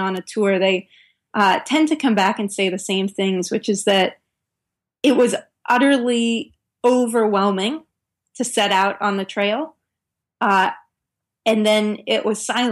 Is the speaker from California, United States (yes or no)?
yes; Northern California, United States; moved away as an adult; also born or lived in Norway; I grew up in Northern California.